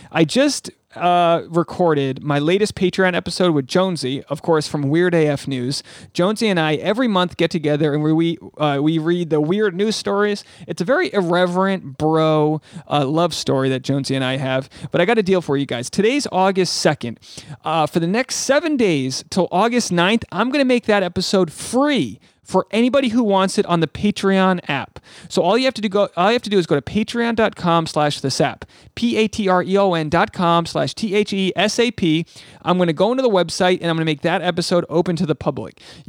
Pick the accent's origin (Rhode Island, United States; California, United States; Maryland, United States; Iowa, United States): Rhode Island, United States; This is episode 401, which is also the area code for my home state of Rhode Island. 401, baby. Ocean state. Small state.